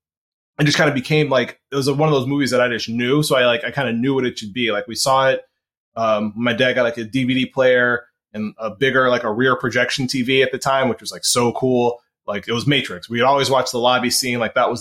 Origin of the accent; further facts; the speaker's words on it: Chicago, Illinois, United States; I'm from Chicago.